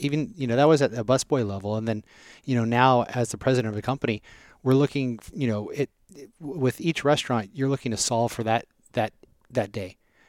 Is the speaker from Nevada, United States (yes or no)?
yes; Las Vegas, Nevada, United States; also born or lived in Southern California; I grew up in Vegas. I was born in Southern Cal.